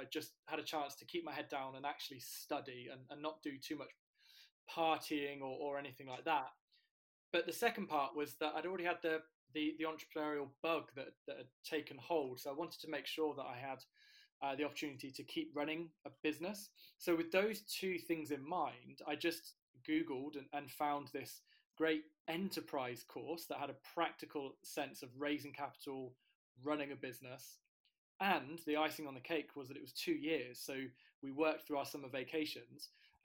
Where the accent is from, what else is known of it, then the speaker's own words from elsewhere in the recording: near Cambridge, East of England, United Kingdom; I grew up near Cambridge, but my family on my dad's side are all from County Mayo in Ireland.